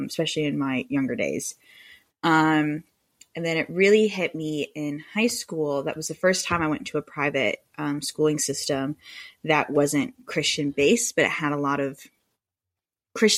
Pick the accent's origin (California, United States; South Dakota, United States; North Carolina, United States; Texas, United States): North Carolina, United States; Moore County; also born or lived in Denver, Colorado; I moved to Moore County when I was very young